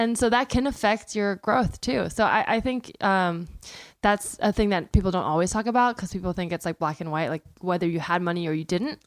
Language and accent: English; the Bay Area, California, United States; I grew up in the Bay Area